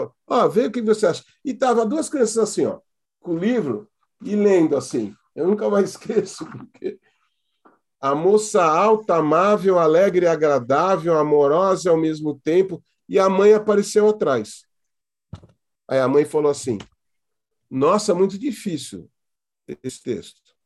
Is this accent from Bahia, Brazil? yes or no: no; Santos, São Paulo, Brazil; se eu nasci em Santos e moro aqui